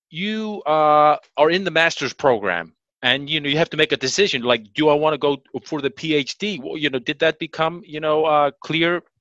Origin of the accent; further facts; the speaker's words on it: Kansas City, Missouri, United States; in growing up in Kansas City, uh, which you know, uh